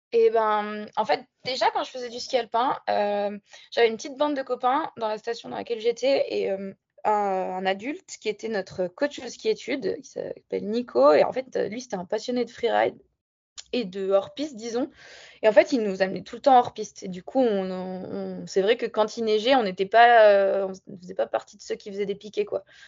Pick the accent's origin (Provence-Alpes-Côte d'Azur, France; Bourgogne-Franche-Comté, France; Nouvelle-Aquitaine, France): Provence-Alpes-Côte d'Azur, France; Barcelonnette; also born or lived in Marseille / Le Sauze; je suis originaire de Barcelonnette, dans les Alpes du Sud. J'ai grandi là-bas, je suis née à Marseille quand même